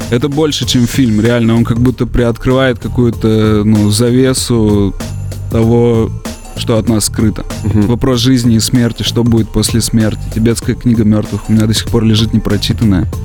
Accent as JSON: {"language": "Russian", "country": "Russia", "tie": "born there", "said": "А на родине я своей не был, я родился в России, и мне не довелось там побывать"}